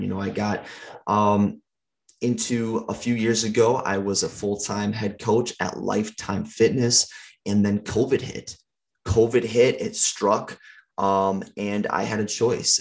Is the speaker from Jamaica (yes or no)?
no; St. Paul, Minnesota, United States; I grew up in Minnesota, um, over in St. Paul